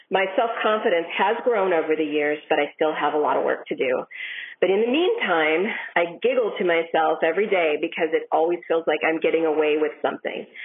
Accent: Shakopee, Minnesota, United States; I'm from Shakopee, Minnesota.

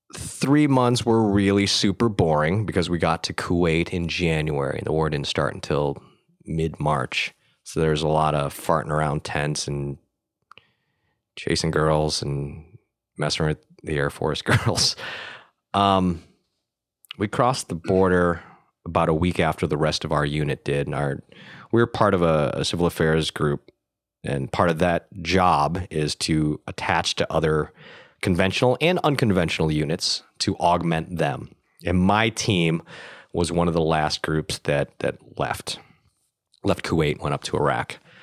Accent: Buffalo, New York, United States; moved away as an adult; also born or lived in Vietnam; now in Los Angeles, United States; I was born in Vietnam, but I was being raised in Buffalo, New York

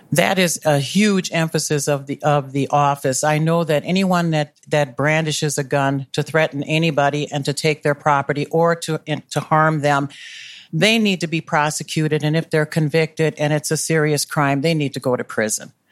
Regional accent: Milwaukee, Wisconsin, United States; moved away as an adult; also born or lived in North Minneapolis; now in Minneapolis, United States; I grew up in Milwaukee

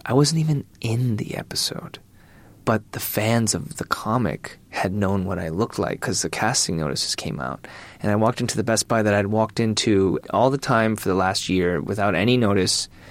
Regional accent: Michigan, United States; I'm from Michigan

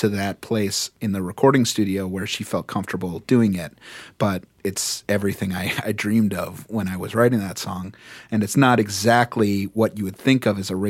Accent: New York City, New York, United States; as a New Yorker

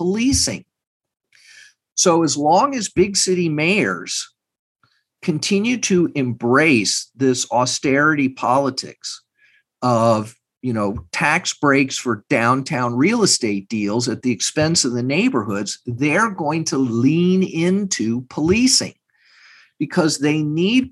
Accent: Texas, United States; I'm from Texas. I have family not far from Uvalde

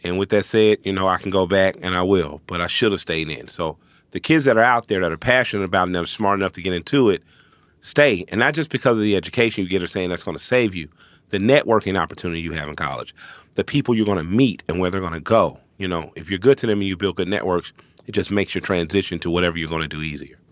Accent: Atlanta, Georgia, United States; I'm from Atlanta.

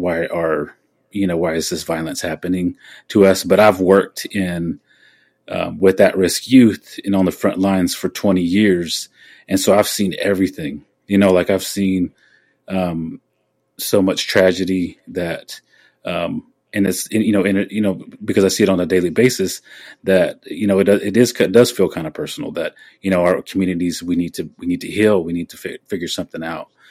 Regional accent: Oklahoma, United States; born or raised there

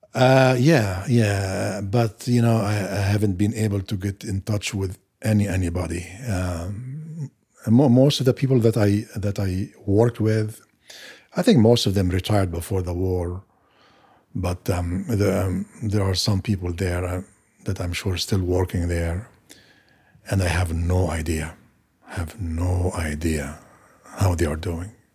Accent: Maghazi refugee camp, Gaza Strip, Palestine; moved away as an adult; now in United States; I lived my first twenty-eight years in Gaza, or to be precise, in, in a refugee camp, uh, called Magazi.

